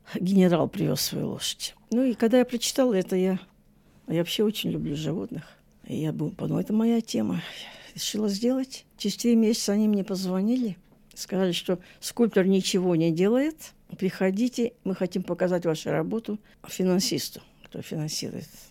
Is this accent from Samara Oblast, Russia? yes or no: no; Saint Petersburg, Russia; now in Australia; Я же из Ленинграда